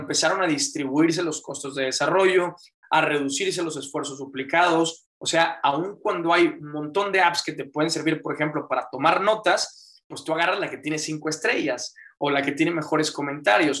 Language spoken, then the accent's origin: Spanish; Monterrey, Nuevo León, Mexico; me metí a mecatrónica aquí en, en Monterrey, Nuevo León, eh, aquí he estado, soy mexicano